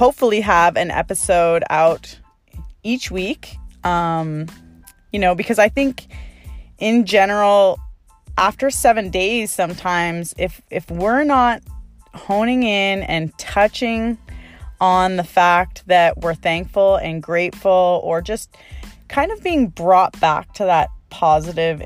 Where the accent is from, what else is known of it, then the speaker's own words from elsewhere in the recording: Canada; now in Maui, United States; I'm originally from Canada and I love going home to Canada